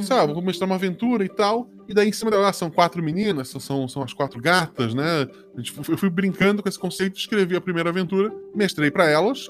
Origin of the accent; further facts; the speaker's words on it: Florianópolis, Santa Catarina, Brazil; numa ilha distante, inclusive, e que é Florianópolis, é o lugar onde eu nasci.